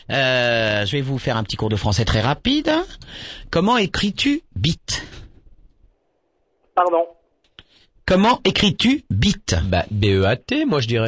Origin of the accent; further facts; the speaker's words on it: Grand Est, France; près de Forbach